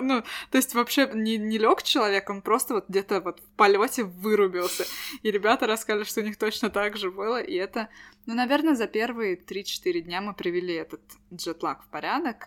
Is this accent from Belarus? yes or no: no; Estonia